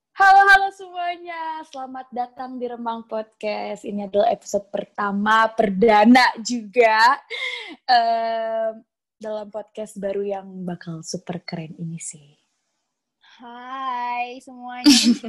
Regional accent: Bekasi, West Java, Indonesia; asal gue dari Bekasi

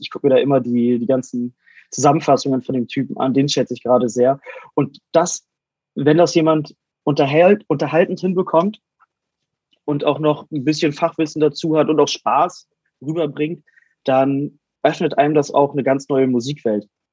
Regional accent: Wolfsburg, Lower Saxony, Germany; in Wolfsburg, meiner Heimatstadt

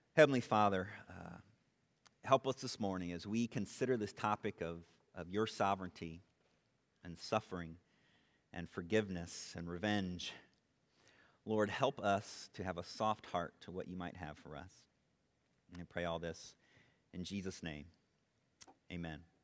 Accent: Dunlap, Illinois, United States; I'm from Dunlap originally

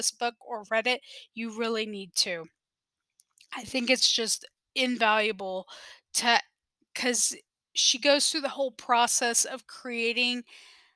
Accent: South Texas, United States; I am from South Texas

